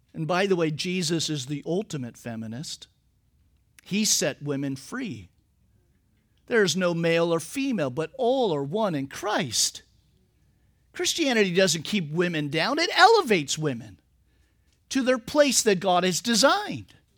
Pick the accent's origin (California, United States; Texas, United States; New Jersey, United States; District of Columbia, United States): California, United States; Napa Valley; I'm from the Napa Valley